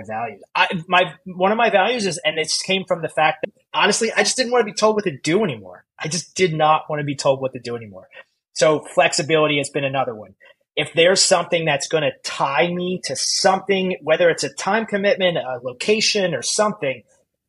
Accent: United States; moved away as an adult; also born or lived in New York; as an American

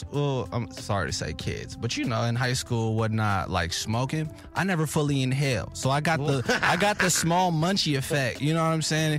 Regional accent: Berkeley, California, United States; moved away as an adult; now in Los Angeles, United States; No, I'm from Berkeley, up north.

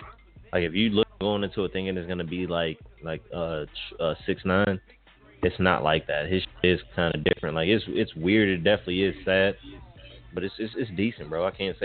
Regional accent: Chicago, Illinois, United States; now in Minneapolis, United States; I come from Chicago, whatever, and then I've stayed in Minneapolis

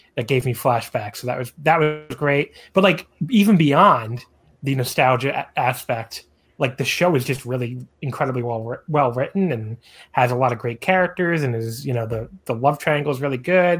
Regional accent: United States; as an American

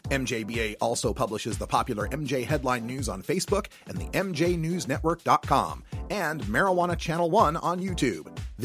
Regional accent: Nampa, Idaho, United States; moved away; I grew up in Nampa, Idaho, which is about 35 miles east of where you guys are at.

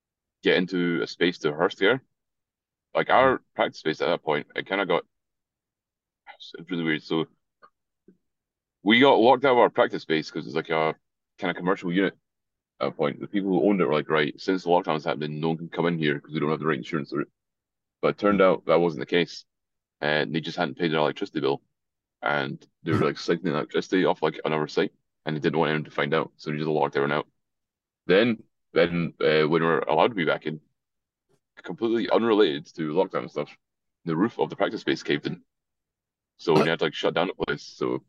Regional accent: Scotland, United Kingdom; accent: Scottish; as far as Scottish accents go as well, I have a pretty weird one because my family's, like, Irish, so it's a bit of a weird mix. Like, other people in Scotland think I sound like American.

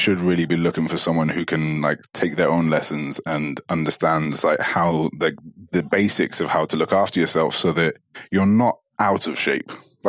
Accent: Dubai, United Arab Emirates; say, for example, like, I came from Dubai and like, there is more so than here.

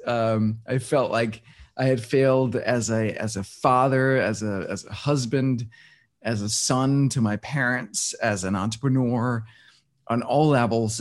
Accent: Denmark; moved away; I was born and raised in Denmark

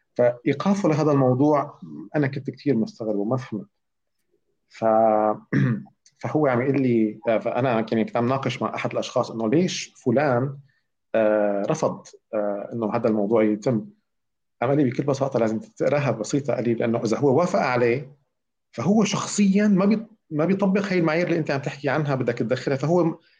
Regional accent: Syria; moved away; انا مواطن سوري

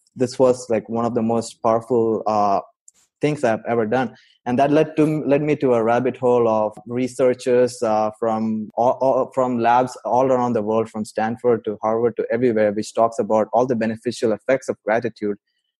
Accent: Saudi Arabia; also born or lived in India; now in United States; I grew up in Saudi Arabia. I'm from India, but I spent most of my adult life in US.

